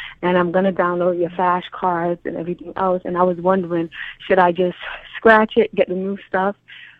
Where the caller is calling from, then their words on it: Georgia, United States; I'm in Georgia. We are in a storm right now.